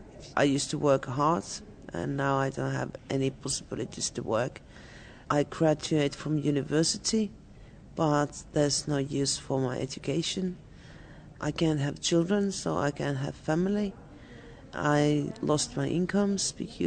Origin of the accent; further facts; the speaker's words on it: Finland; also born or lived in Plymouth, England; I come from Finland.